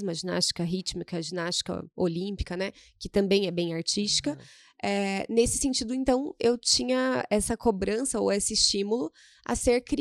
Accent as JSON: {"language": "Portuguese", "town": "Cascavel", "region": "Paraná", "country": "Brazil", "said": "Eu venho de Cascavel."}